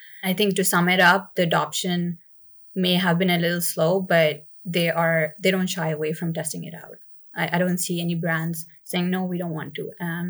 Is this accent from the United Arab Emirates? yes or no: yes; Dubai, United Arab Emirates; I guess I grew up in Dubai, so for me, it was never really a surprise to like see something like this.